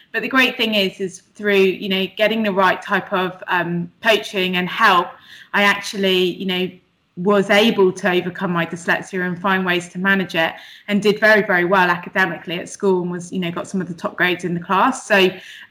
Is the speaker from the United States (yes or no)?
no; Bristol, South West England, United Kingdom; now in London, United Kingdom; I grew up in Bristol, but I now live in London.